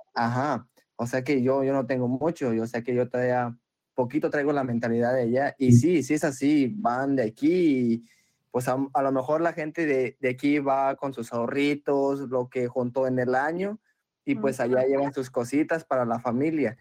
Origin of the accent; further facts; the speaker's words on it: Mexico; now in United States; yo soy de México